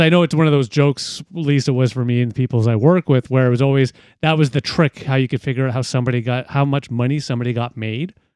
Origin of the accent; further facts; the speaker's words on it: Ontario, Canada; being Canadian, specifically in Ontario